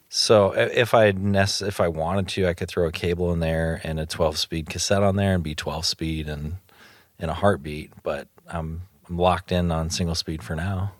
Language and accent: English; Illinois, United States; I am from Illinois